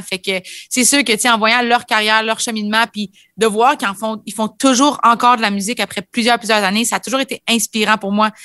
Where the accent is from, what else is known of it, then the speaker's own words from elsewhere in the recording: Ontario, Canada; en tant que franc ontarien